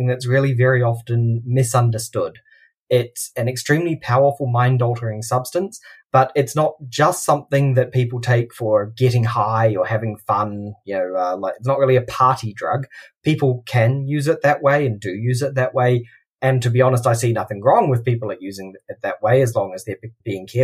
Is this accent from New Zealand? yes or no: yes; New Zealand; also born or lived in Australia; now in Germany; I'm a New Zealander originally.